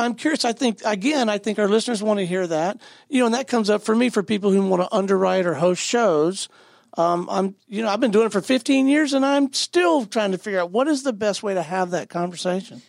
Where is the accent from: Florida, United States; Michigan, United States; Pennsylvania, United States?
Florida, United States; Pensacola; I'm from Pensacola, Florida